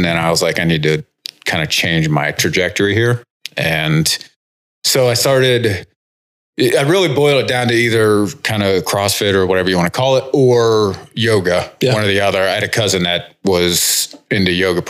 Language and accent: English; Bolivar, Ohio, United States; I am from Northeast Ohio, kind of Canton area.